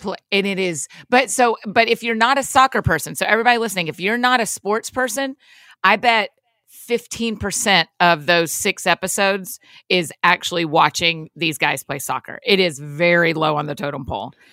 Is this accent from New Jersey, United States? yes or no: no; Georgia, United States; I'm from Georgia